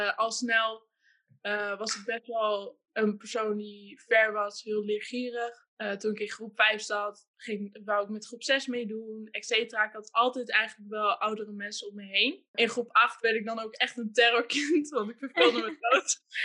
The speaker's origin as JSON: {"language": "Dutch", "town": "Hengelo", "region": "Overijssel", "country": "Netherlands", "tie": "born or raised there", "also_born_or_lived": "Amsterdam", "said": "Ik ben eh, geboren in Amsterdam. Toen ik drie was, zijn mijn moeder en ik naar Hengelo verhuisd. Ik ben alleen opgegroeid met mijn moeder. Mijn vader heeft besloten om voor de geboorte weg te gaan. Eh, ik ben in Hengelo opgegroeid"}